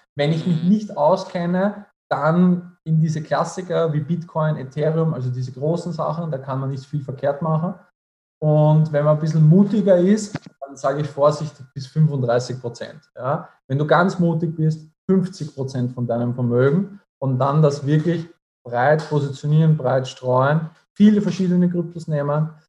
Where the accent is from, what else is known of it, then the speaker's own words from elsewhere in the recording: Austria; bei uns in Österreich